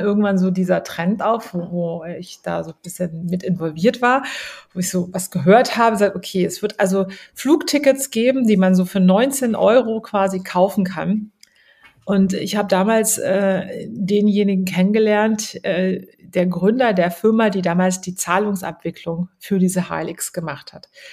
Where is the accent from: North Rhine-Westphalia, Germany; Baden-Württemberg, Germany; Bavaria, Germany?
Baden-Württemberg, Germany; also born or lived in Trier, Rhineland-Palatinate / United States; now in Berlin, Germany; Aufgewachsen, geboren bin ich äh, in Rheinland-Pfalz, in Trier, aufgewachsen in Baden-Württemberg und dann in den USA